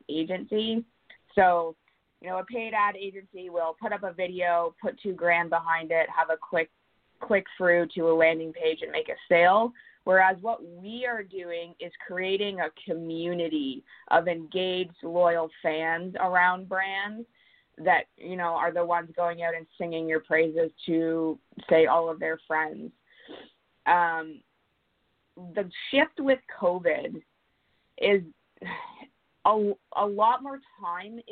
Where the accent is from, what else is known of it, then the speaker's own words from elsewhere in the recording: Kingston, Ontario, Canada; moved away as an adult; now in Vancouver Island, Canada; I'm originally from Kingston, Ontario, and I made the move out here 5 months ago